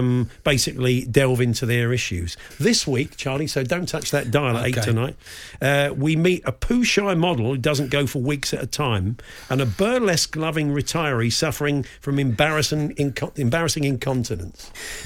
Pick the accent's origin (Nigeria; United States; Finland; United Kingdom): United Kingdom; West Midlands; as a 9-year-old growing up in Warwickshire in the 1980s